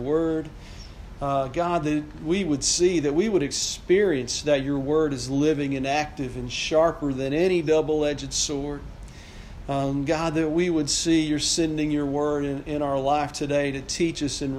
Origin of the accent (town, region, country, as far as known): United States